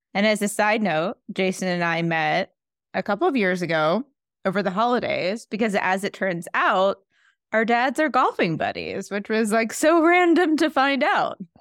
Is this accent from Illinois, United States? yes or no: no; New York, United States; as a New Yorker